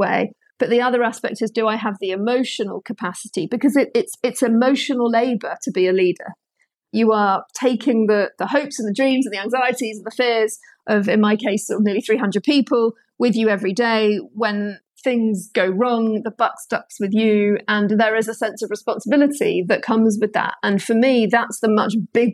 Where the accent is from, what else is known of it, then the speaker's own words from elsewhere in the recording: London, United Kingdom; I'm a Londoner born and bred.